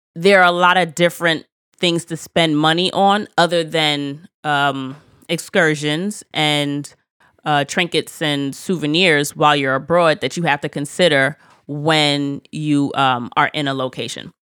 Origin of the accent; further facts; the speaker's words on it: United States; as an American